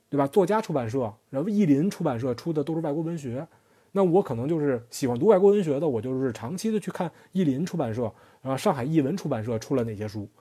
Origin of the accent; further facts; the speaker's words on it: China; 我们中国人对于营销或广告的一些看法